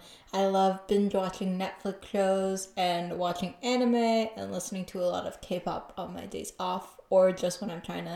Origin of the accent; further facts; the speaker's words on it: United States; I, you know, have made my own identity in like being raised in the US and being Indian.